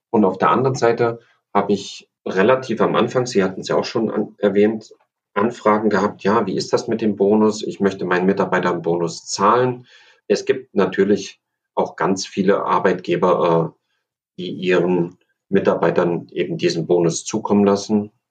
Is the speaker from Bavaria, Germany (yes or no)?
no; Thuringia, Germany; born there; Ich bin in Thüringen geboren und ich mag einfach die Original Thüringer Rostbratwurst.